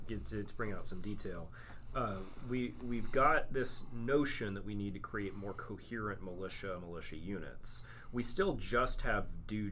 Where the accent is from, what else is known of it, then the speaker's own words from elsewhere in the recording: Texas, United States; I grew up in Texas.